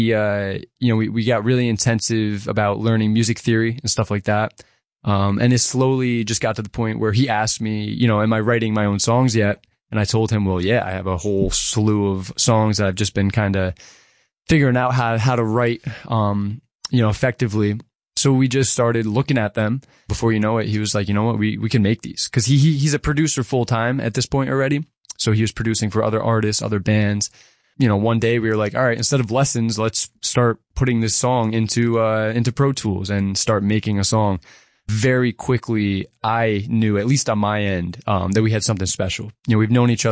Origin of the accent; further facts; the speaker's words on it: Grahamsville, New York, United States; I am a musician born and raised in the Catskills. I'm from a small little town called Grandsville.